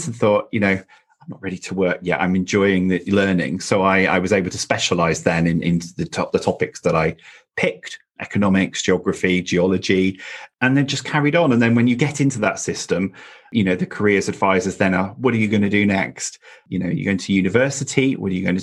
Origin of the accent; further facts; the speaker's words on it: North Wales, United Kingdom; I grew up in North Wales in the UK in a very small town